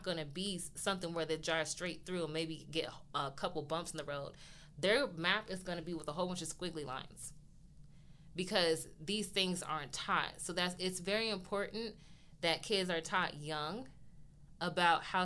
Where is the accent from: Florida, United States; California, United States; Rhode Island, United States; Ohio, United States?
California, United States; we're from California